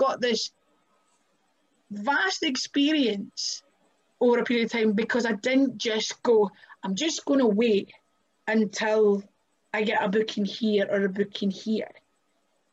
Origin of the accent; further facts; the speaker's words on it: Kirkcaldy, Scotland, United Kingdom; now in Glasgow, United Kingdom; I'm from Kirkcaldy. I live in Glasgow.